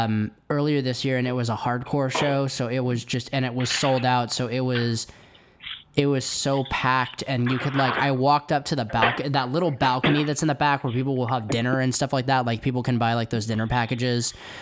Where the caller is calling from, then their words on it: Oakland, California, United States; I'm calling from out in Oakland. So I'm about 20 minutes outside of San Francisco.